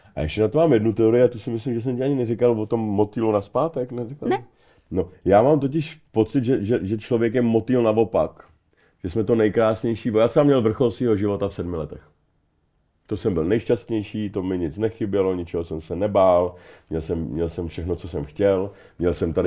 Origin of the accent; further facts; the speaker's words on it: Czechia; jsem sám sebou, jako Čech